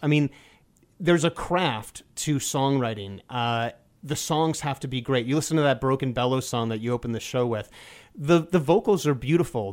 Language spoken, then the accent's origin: English; New York City, New York, United States; I grew up in New York City